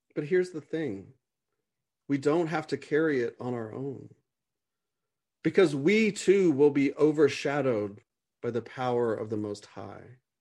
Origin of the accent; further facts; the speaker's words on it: United States; as an American